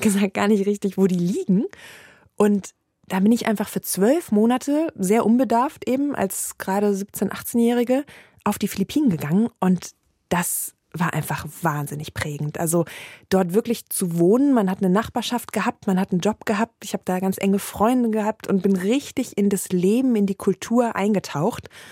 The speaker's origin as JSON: {"language": "German", "region": "Rhineland", "country": "Germany", "tie": "born or raised there", "said": "ich habe natürlich meine Heimat Rheinland, das ist ganz klar, und meine Familie"}